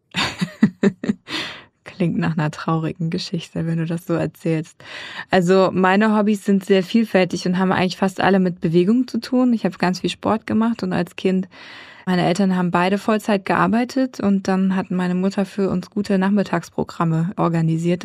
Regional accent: Darmstadt, Hesse, Germany; sie sind aus dem geliebten Schwarzwald weggezogen nach Südhessen und dort bin ich geboren, in Darmstadt und habe mich auch selber eigentlich immer als Hessin vorgestellt

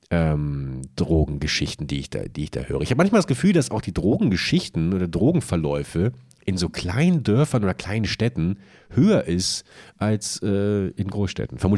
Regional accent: Buchholz, Lower Saxony, Germany; wenn ich heute meine alte Heimatstadt, hallo liebe Buchholzerinnen und Buchholzer, fahre

